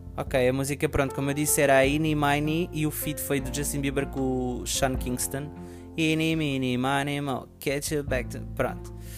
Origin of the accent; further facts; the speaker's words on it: Portugal; o meu país, para onde eu nasci, onde eu cresci.